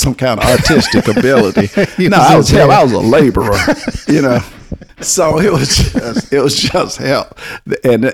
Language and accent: English; the South, Southern United States, United States; accent: Southern drawl; I'm a Southerner and had this drawl.